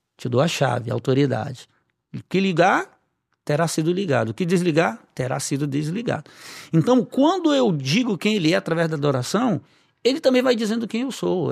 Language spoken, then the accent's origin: Portuguese; Belém, Pará, Brazil; moved away; eu morava ainda em Belém, que é minha cidade natal